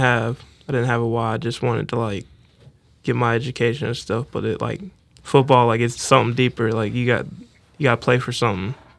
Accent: Tampa, Florida, United States; moved away; I'm from Tampa, Florida. And, uh, really, like, I grew up, like, poor

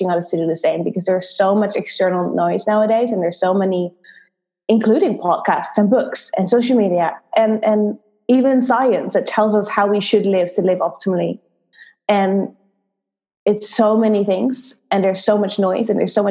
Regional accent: Netherlands; moved away as an adult; also born or lived in London; I'm originally from the Netherlands, Holland.

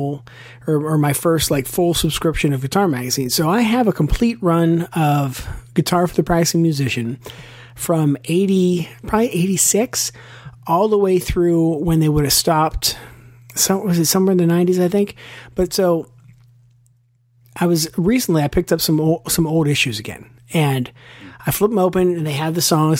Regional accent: Western Pennsylvania, United States; also born or lived in Pittsburgh; Chris and I grew up in Western Pennsylvania

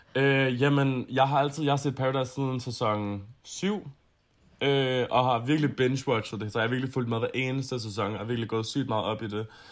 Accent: Copenhagen, Capital Region of Denmark, Denmark; Jeg er fra Østerbro i København

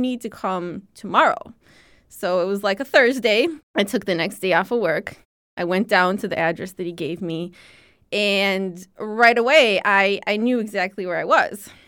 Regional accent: Chicago, Illinois, United States; I grew up speaking Lithuanian in the Lithuanian community in Chicago

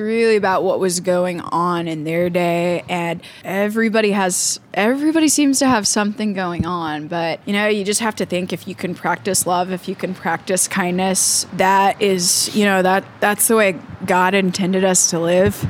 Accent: Topeka, Kansas, United States; I grew up in Topeka

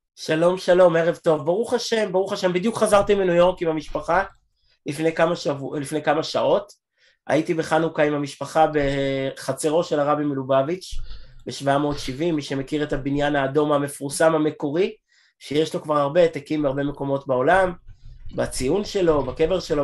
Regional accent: Israel; אני ישראלי, והילדים שלי אמריקאים, בגלל אשתי

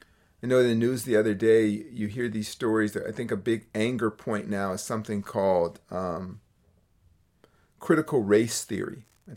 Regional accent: Berkeley, California, United States; It's strange for me to hear that because I grew up in Berkeley, California as a child.

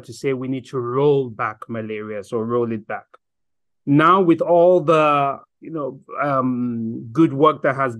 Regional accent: Nigeria; moved away as an adult; also born or lived in Germany / Ireland / South Africa / South Sudan; now in Geneva, Switzerland; I am a Nigerian, studied in Germany, studied in Ireland, lived in Nigeria, practiced in Nigeria

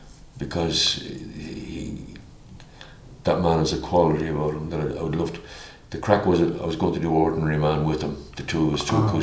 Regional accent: near Punchestown, County Kildare, Leinster, Ireland; It was in Punchestown, which is only 8 miles from my hometown.

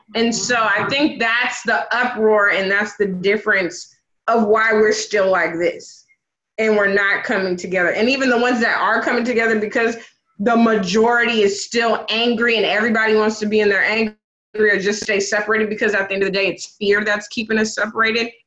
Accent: the Northwest, Pacific Northwest, United States; I grew up in the Northwest.

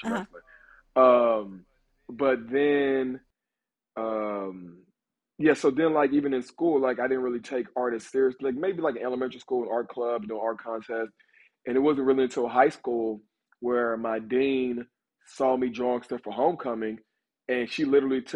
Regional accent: Texas, United States; moved away as an adult; now in Los Angeles, United States; growing up in Texas, especially as a black man

